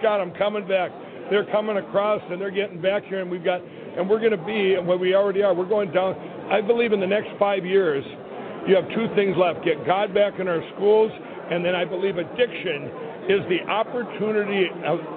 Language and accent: English; Minnesota, United States; my home state of Minnesota